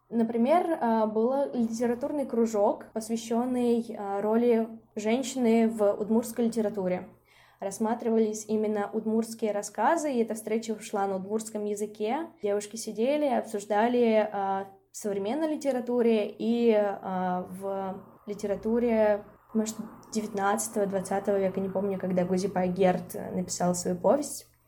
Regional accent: Izhevsk, Udmurtia, Russia; moved away as an adult; also born or lived in Saint Petersburg; now in Izhevsk, Russia; я родилась в Ижевске, это мой родной город

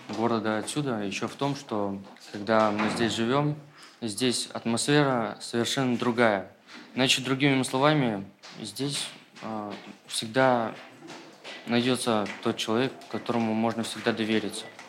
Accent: Solovetsky, Arkhangelsk Oblast, Russia; я здесь живу с самого рождения

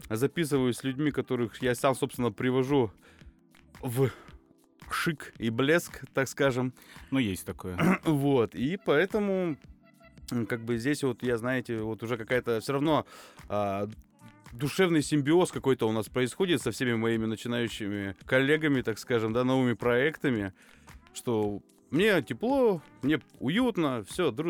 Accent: Tyumen, Tyumen Oblast, Russia; непосредственно Тюмень, да, мы из Тюмени все находим

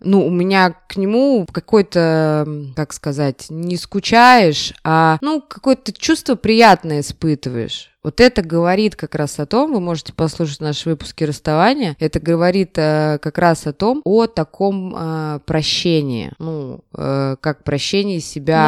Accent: Saint Petersburg, Russia; у нас в Петербурге

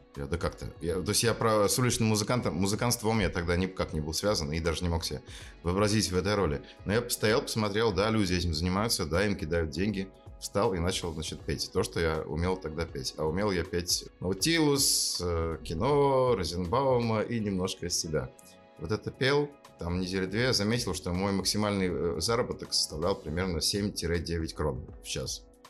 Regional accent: Murmansk, Murmansk Oblast, Russia; moved away as an adult; also born or lived in Lund, Sweden; играть вместе в рок-группе, что в Мурманске, что там, в Швеции, в Лунде

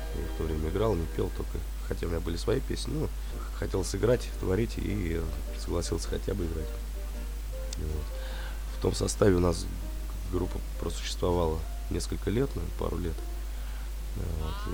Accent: Sobinka, Vladimir Oblast, Russia; Мы не из Владимира самого, наш город Собинка родной

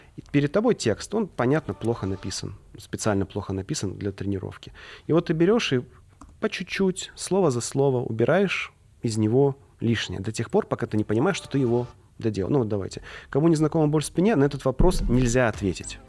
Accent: Tula Oblast, Russia; Я сам из Тульской области, ну, живу в Туле

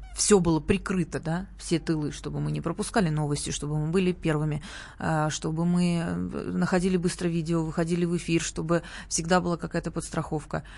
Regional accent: Sochi, Krasnodar Krai, Russia; moved away; у нас, эм, откуда я родом, э, на Кубани и в Сочи

